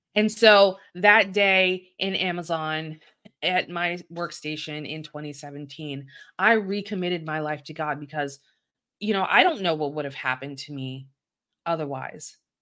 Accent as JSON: {"language": "English", "town": "Baltimore", "region": "Maryland", "country": "United States", "tie": "born or raised there", "said": "I'm from Baltimore City, a very urban part of Baltimore, and it is not uncommon for, uh, people to go to church where I live"}